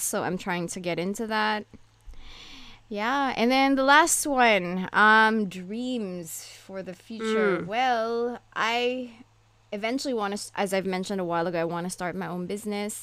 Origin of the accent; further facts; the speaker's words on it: Philippines; now in Japan; I am currently living in Japan, but I grew up in the Philippines